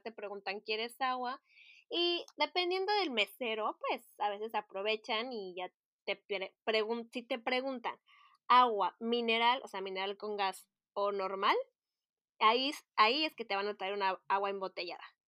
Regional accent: Mexico; moved away as an adult; now in Paris, France; en mi país, en México

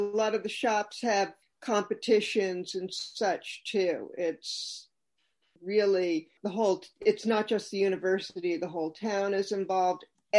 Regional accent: New York City, New York, United States; I was born in Manhattan. I'm a New Yorker.

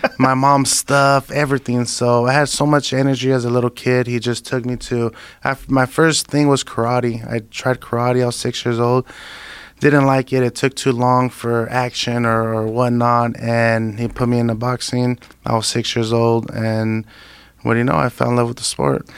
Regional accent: Imperial Valley, California, United States; I was going back and forth from my hometown, you know, because I live in Imperial Valley

